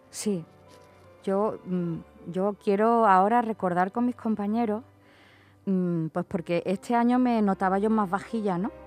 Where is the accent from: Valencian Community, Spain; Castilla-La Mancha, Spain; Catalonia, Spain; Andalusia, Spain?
Andalusia, Spain; Málaga; soy de Málaga